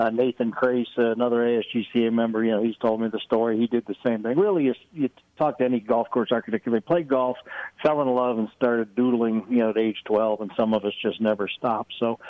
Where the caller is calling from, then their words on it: Arlington, Texas, United States; I'm just sitting in my home office here in Arlington, Texas.